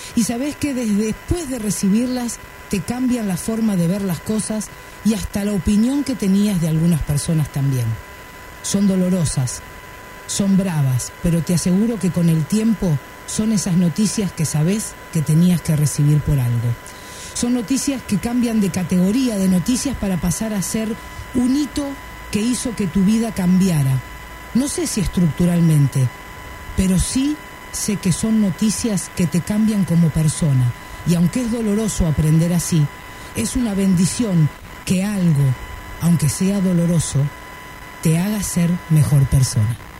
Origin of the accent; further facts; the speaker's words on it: Argentina; Yo soy un autor argentino. Perdón. Argentina soy